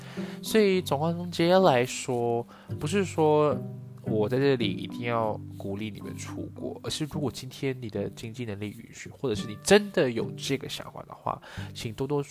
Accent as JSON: {"language": "Chinese", "country": "Malaysia", "lives_now": "Taiwan", "said": "我在台湾生活四年，因为读书嘛，所以通常很多人都会。一开始都不会觉得我是外国人，或是我是侨生，并不是我刻意去去学台湾人讲话还是什么"}